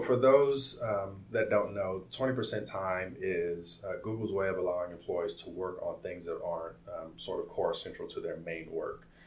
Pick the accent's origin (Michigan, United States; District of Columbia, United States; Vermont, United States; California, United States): California, United States; Compton; also born or lived in Omaha, Nebraska; my story begins in uh, Compton. I was born in Omaha, Nebraska, and, and, um, but my story really starts in Compton uh, in '88